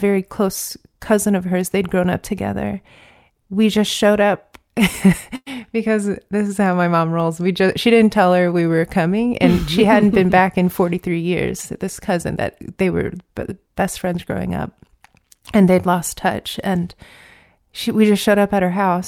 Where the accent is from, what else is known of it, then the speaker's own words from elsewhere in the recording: Virginia, United States; I grew up in Virginia with my mom